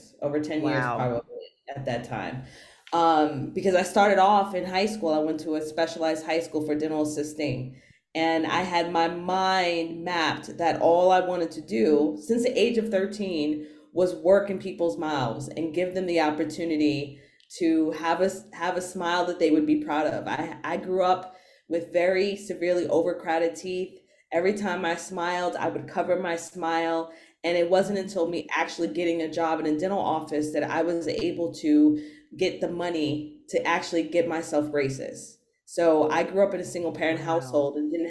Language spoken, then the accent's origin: English; New York City, New York, United States; I'm from New York City